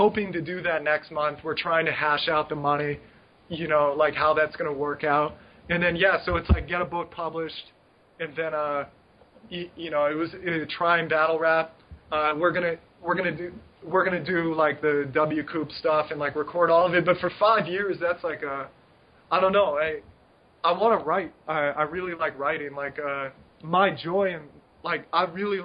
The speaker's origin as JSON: {"language": "English", "country": "United States", "moved": "yes", "said": "I'm an American"}